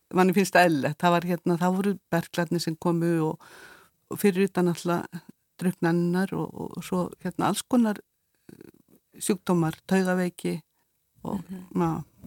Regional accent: Eyrarbakki, Southern Region, Iceland; ég er frá Eirabakka

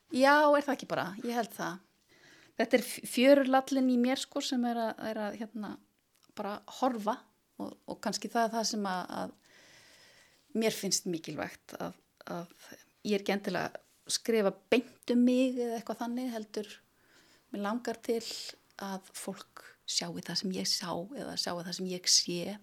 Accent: Melaleiti in Melasveit, Borgarfjörður, Western Region, Iceland; now in Reykjavík, Iceland; Ég er úr borgarferinum, ég er frá melaleiti í Melasveit

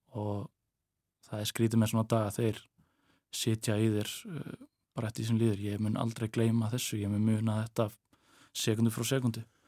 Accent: Westfjords, Iceland; moved away as an adult; í mínum heimabæ, minni heimabigð

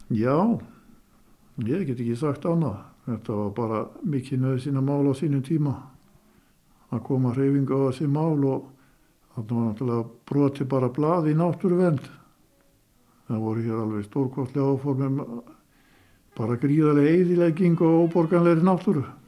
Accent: Skútustaðir, Mývatn, Northeastern Region, Iceland; hér í skútustöðum þar sem ég, þaðan sem ég er nú.

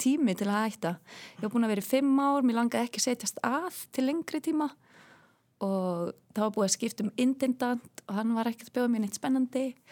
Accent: Westfjords, Iceland; accent: Westfjords; moved away; also born or lived in Germany

